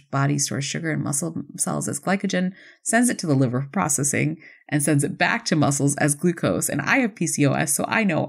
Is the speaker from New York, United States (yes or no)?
yes; Buffalo, New York, United States; I grew up in Buffalo.